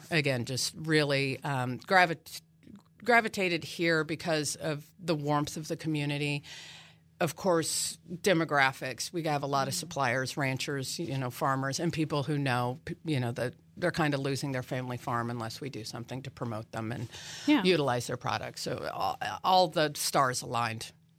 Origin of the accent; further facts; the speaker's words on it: Colorado, United States; now in Manhattan, United States; You know, again, I came from Colorado. I had never actually been to Kansas before in my life.